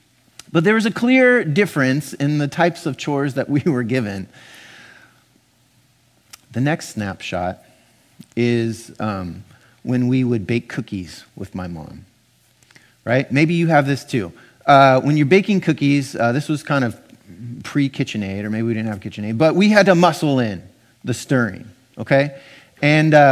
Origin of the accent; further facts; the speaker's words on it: Pasadena, California, United States; now in Portland, United States; I grew up in Pasadena, California